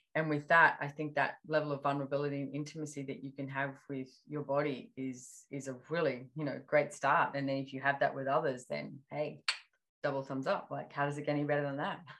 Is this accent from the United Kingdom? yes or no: no; Australia; being Australian